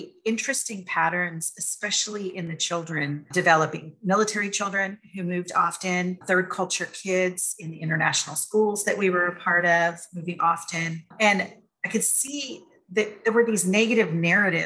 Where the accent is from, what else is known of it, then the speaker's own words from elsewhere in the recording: San Francisco Bay Area, California, United States; moved away as an adult; We were raised in the San Francisco Bay Area, very diverse, inclusive type of area